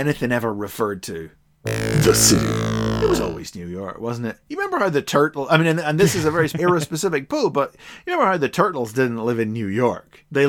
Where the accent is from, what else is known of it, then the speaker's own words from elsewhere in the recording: Ireland; I'm from Ireland